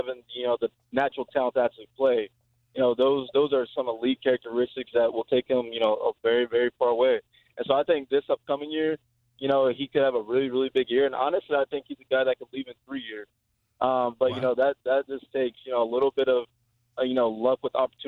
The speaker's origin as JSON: {"language": "English", "town": "Nashville", "region": "Tennessee", "country": "United States", "tie": "born or raised there", "said": "my hometown"}